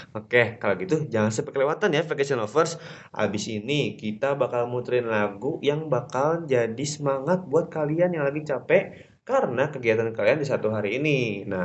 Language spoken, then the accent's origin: Indonesian; Bogor, West Java, Indonesia; gue gue juga kan orang Bogor tapi nggak semua orang Bogor tahu ini sih kayaknya